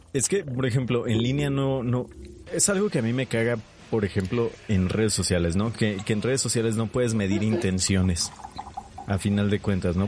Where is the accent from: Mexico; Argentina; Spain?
Mexico